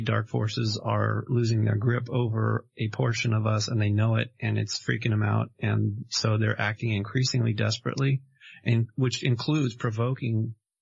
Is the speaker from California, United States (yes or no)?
yes; Malibu, California, United States; moved away as an adult; also born or lived in Los Angeles; now in Hong Kong; Specifically, I grew up in Malibu